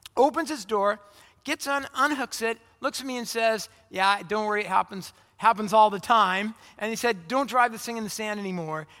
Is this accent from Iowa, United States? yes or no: no; Orange County, California, United States; moved away as an adult; also born or lived in Phoenix, Arizona; I, I grew up in Orange County, California, and I went to college in Phoenix, Arizona.